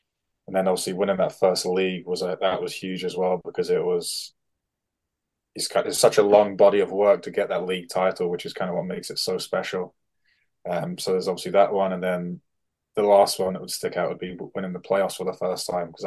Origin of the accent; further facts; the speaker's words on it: United Kingdom; as a British defenseman